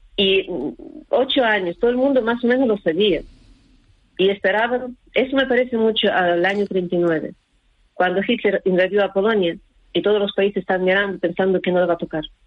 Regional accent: Ukraine; moved away; ucranianos somos pocos

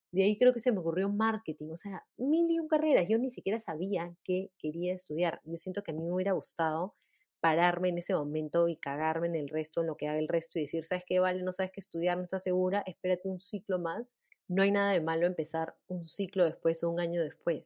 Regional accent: Peru; mi país

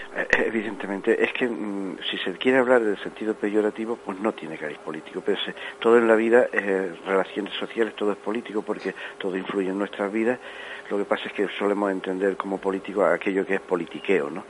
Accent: Granada, Andalusia, Spain; somos unos 10 o 12 granadinos

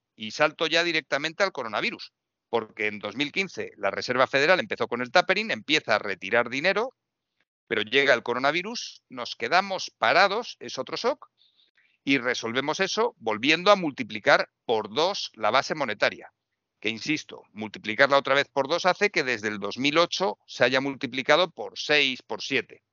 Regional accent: Madrid, Community of Madrid, Spain; yo vivo en Madrid y hablo de Madrid, yo me siento más madrileño que otra cosa.

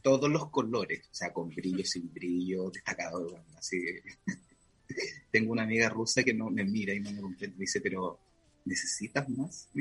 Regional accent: Concepción, Biobío, Chile; also born or lived in Puerto Montt; Yo nací en Concepción y después me fui un tiempo a Puerto Montt y volví como a los 4 años

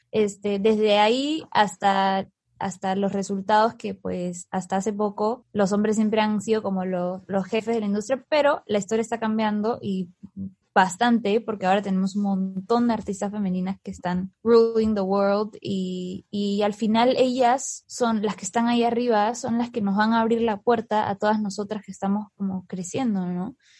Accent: Peru

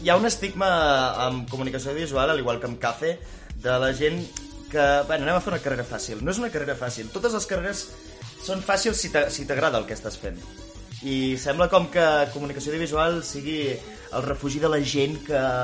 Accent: Vic, Catalonia, Spain; jo sóc de Vic

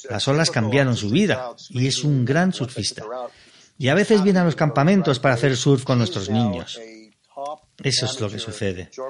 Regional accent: San Diego, California, United States; Yo crecí con su madre en San Diego, salíamos juntos cuando teníamos

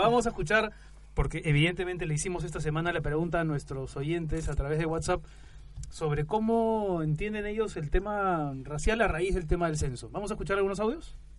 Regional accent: Peru; now in Spain; somos peruanos, seguimos siendo, por supuesto, parte del Perú

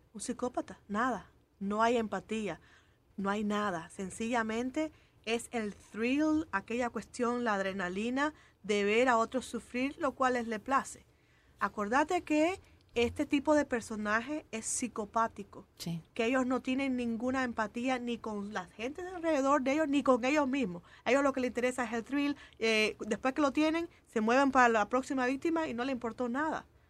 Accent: Cuba; moved away; yo como cubana

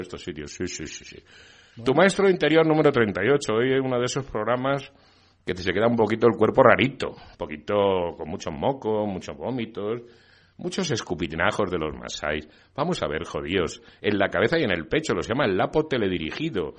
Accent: Spain; Yo me siento muy español

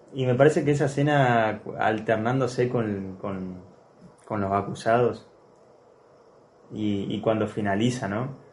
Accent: Argentina; nosotros como argentinos

